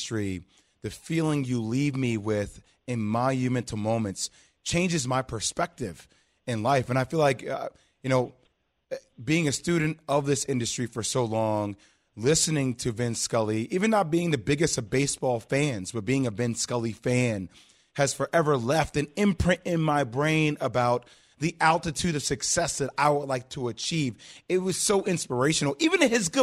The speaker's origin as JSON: {"language": "English", "region": "New Jersey", "country": "United States", "said": "I'm not even from L.A., right? I'm from Jersey"}